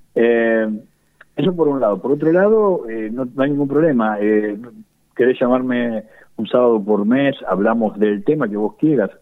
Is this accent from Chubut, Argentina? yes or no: no; Chacabuco, Buenos Aires Province, Argentina; now in Luján, Argentina; el estar en Luján no impide que, yo ame profundamente mi tierra y sea mi tierra. Chacabuco es mi tierra